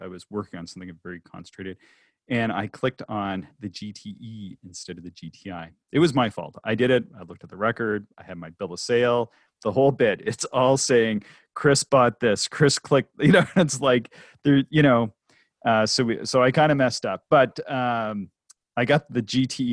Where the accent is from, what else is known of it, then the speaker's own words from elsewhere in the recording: Canada; also born or lived in West Coast, United States; I'm a Canadian